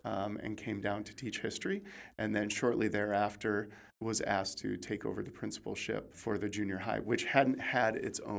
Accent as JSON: {"language": "English", "region": "West Michigan", "country": "United States", "tie": "born or raised there", "moved": "yes", "lives_now": "California, United States", "said": "I'm very happy to be a Californian now. And I grew up in West Michigan in a very small town and went through Christian education my entire life."}